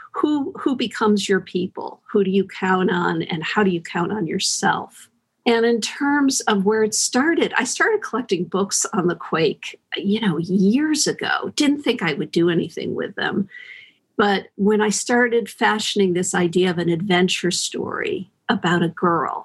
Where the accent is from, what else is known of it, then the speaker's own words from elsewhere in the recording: Connecticut, United States; now in San Francisco, United States; I grew up in Connecticut